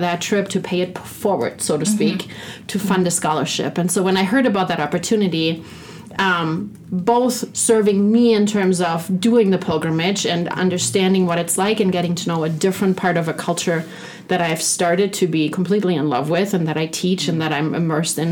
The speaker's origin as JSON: {"language": "English", "country": "Germany", "tie": "born or raised there", "moved": "yes", "said": "my hometown by Berlin"}